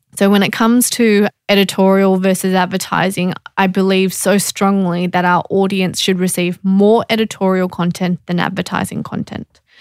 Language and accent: English; Australia; being Australian